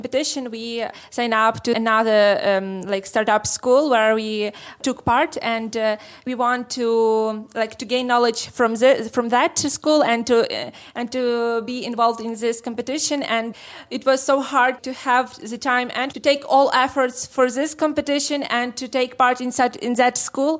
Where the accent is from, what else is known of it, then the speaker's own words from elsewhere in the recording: Lviv, Lviv Oblast, Ukraine; We are from Lviv.